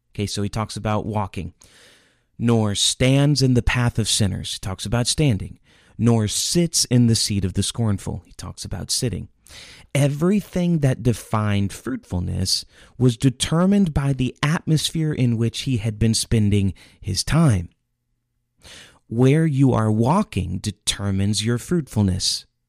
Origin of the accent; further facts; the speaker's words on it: Indiana, United States; I grew up in Indiana